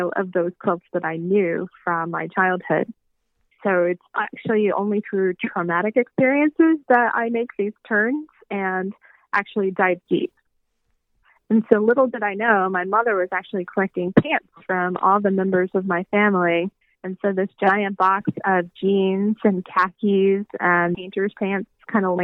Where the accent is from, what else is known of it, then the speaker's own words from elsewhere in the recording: Tallahassee, Florida, United States; I grew up in Tallahassee.